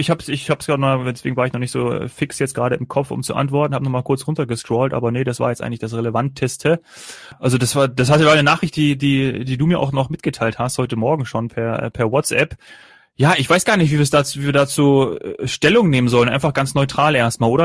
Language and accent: German; Northern Hesse, Germany; meine Eltern und mein Heimatort, die liegen in, in Nordhessen, also auch ganz nah an NRW dran